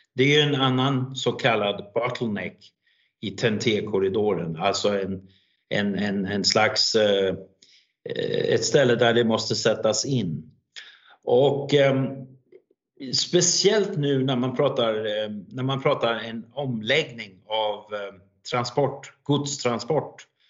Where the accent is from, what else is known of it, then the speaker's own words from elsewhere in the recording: Denmark; Swedish is a second language; jag är ju helt dansk, alltså jag är en dansk person som, som då pratar svenska